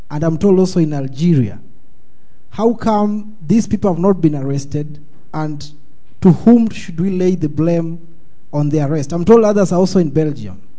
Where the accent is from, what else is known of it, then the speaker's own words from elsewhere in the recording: Nairobi, Kenya; I come from Kenya, in Nairobi